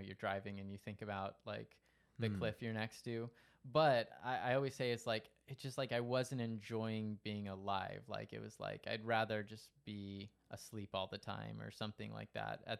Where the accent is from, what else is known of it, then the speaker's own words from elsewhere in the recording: Stockton, California, United States; growing up in Stockton